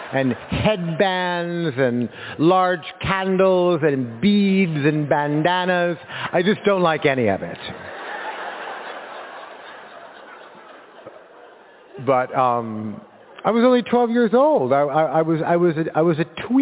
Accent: Los Angeles, California, United States; a kid like me in 1970, growing up in Los Angeles

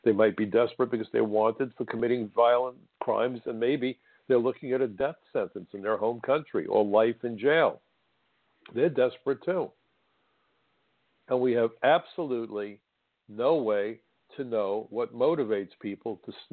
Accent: New York City, New York, United States; when I was a young boy growing up in Brooklyn

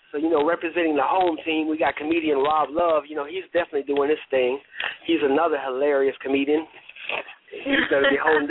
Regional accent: Chicago, Illinois, United States; moved away as an adult; now in Memphis, United States; She's from my hometown, Chicago.

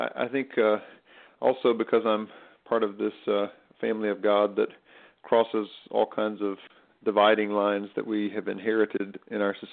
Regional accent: Stokes County, North Carolina, United States; also born or lived in Philadelphia, Pennsylvania; now in Durham, United States; I was raised in Stokes County, North Carolina

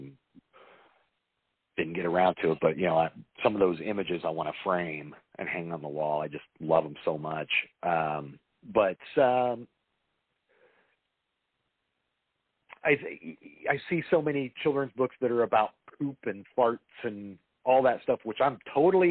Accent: Indiana, United States; now in Los Angeles, United States; I didn't grow up in Los Angeles. I grew up in Indiana.

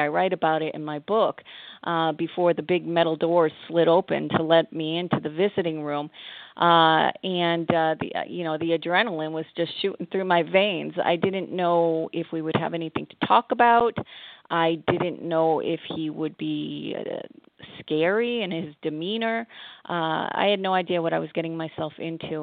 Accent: Massachusetts, United States; moved away as an adult; also born or lived in Montreal, Canada / Cincinnati, Ohio / Ohio; now in Connecticut, United States; I grew up in Massachusetts

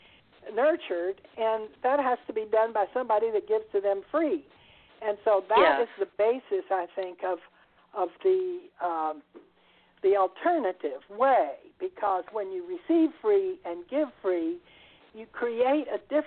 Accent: Texas, United States; moved away as an adult; also born or lived in Italy; I was born in Texas in a well-to-do family

